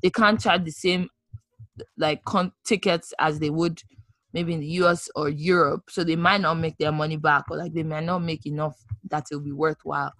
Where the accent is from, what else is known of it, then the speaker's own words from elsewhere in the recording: Ibadan, Oyo, Nigeria; moved away; I grew up in Ibadan, I know what Ibadan looks like.